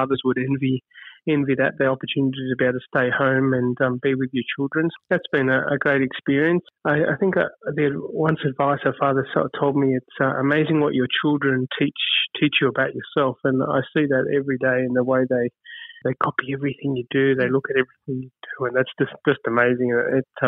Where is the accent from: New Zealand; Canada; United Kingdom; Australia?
Australia; as an Australian